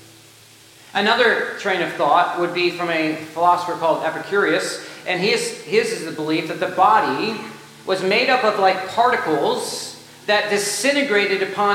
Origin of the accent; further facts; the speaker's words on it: United States; we have as American Christians